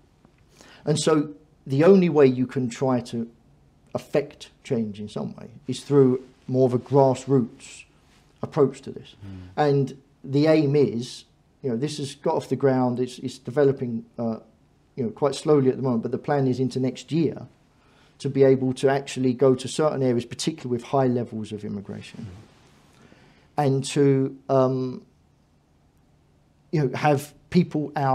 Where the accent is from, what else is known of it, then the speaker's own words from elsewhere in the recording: London, United Kingdom; I was brought up in East London, and I've seen changes in my local area and my community